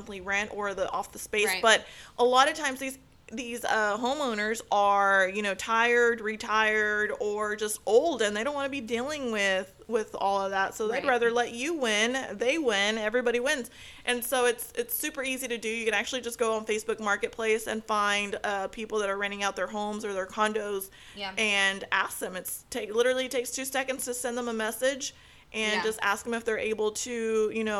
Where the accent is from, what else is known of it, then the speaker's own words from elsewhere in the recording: United States; I'm from the United States. I wasn't born in Mexico